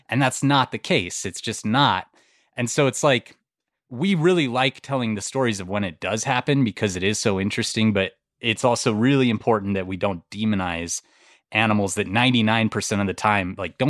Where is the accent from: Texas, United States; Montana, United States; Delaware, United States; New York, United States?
Montana, United States; We grew up there and it was like, it was such a cool place to grow up and there was always animals around.